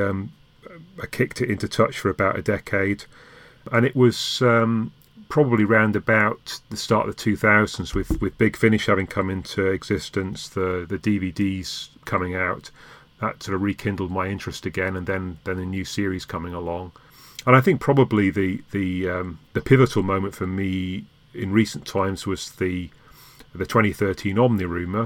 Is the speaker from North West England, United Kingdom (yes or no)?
no; Leeds, Yorkshire and the Humber, United Kingdom; moved away; I hail from Yorkshire